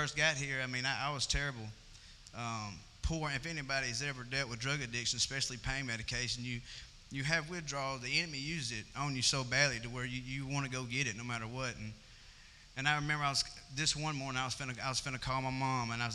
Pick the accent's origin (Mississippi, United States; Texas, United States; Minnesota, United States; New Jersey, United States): Mississippi, United States; Amory; now in Columbus, United States; I was born in Amory, Mississippi. I stay in Columbus